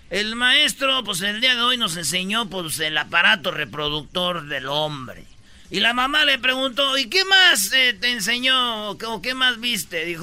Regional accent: Jiquilpan, Michoacán, Mexico; Ando bien en Jiquilpao, en mi pueblo.

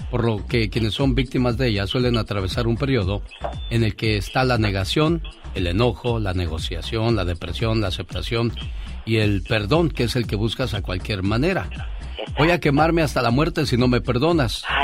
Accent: Guadalajara, Jalisco, Mexico; moved away; Un saludo para la gente de Guadalajara, Jalisco, porque un día salí de Guadalajara, pero Guadalajara nunca salió de mí.

